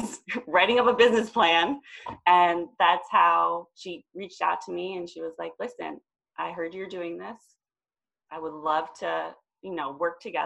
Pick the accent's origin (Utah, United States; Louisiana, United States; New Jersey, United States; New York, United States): New Jersey, United States; I'm from New Jersey.